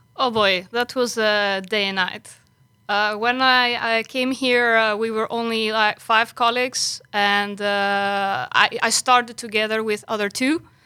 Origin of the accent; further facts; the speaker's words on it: Greece; moved away as an adult; now in Netherlands; I came originally from Greece